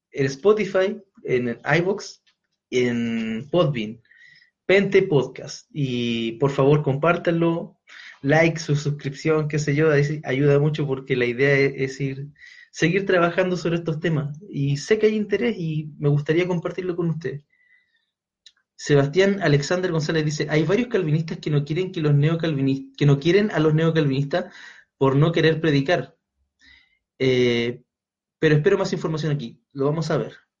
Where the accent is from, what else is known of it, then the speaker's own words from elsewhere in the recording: Chile; quienes somos chilenos